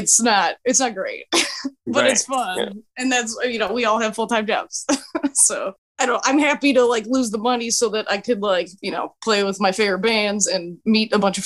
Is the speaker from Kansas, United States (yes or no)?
no; San Francisco Bay Area, California, United States; I'm from the San Francisco Bay Area.